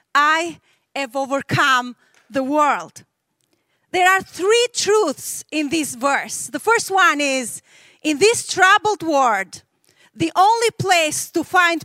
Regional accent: Albania; I was raised in Albania, which was the most atheist country in the world.

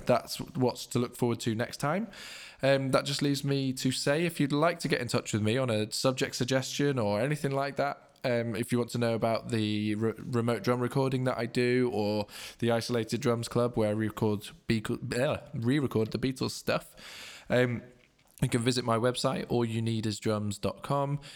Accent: Leeds, Yorkshire and the Humber, United Kingdom; I'm from Leeds, you know, not from London.

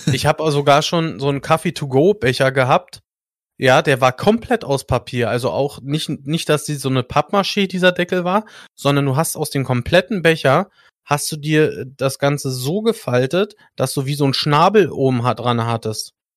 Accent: Germany; Bei uns in Deutschland

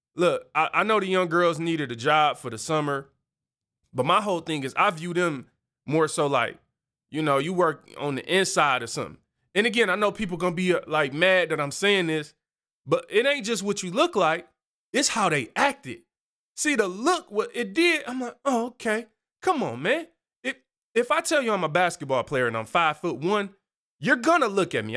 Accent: Detroit, Michigan, United States; I grew up on Seven Mile, where you kinda learn to mind your own business.

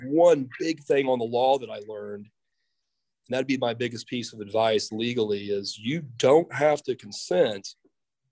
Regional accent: Mahomet, Illinois, United States; moved away as an adult; I always really enjoyed everything about growing up in Muhammad

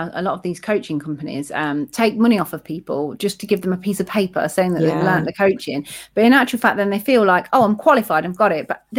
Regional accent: Leicester, East Midlands, United Kingdom; accent: Leicester; It got rid of my Leicester accent and gave me confidence.

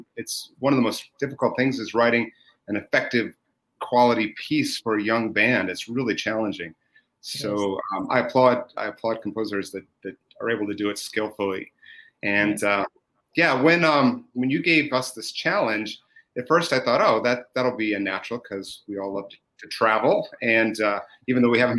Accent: New York, United States; I'm from New York State

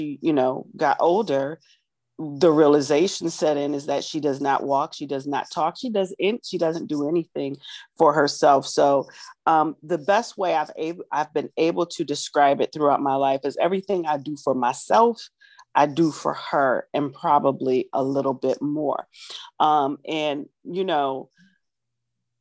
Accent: Lorain, Ohio, United States; I am from Lorain, Ohio, Northeast Ohio.

